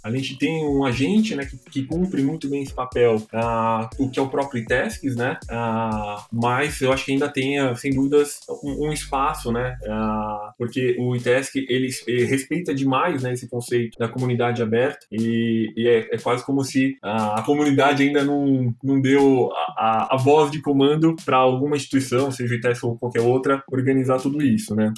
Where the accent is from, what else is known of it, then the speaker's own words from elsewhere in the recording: Santo André, São Paulo, Brazil; eu morei minha vida inteira em Santo André